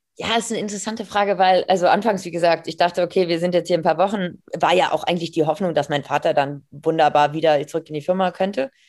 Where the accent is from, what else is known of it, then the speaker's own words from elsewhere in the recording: Hamburg, Germany; aus Hamburg, ähm, gebürtige Hamburgerin